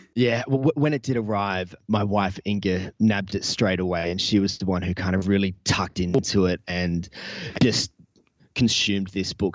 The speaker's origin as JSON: {"language": "English", "town": "Newcastle", "region": "New South Wales", "country": "Australia", "tie": "born or raised there", "said": "my hometown here of Newcastle"}